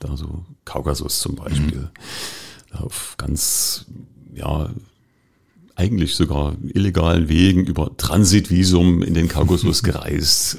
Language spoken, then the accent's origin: German; Dresden, Saxony, Germany; moved away as an adult; now in Cottbus, Germany; Ich bin in Dresden groß geworden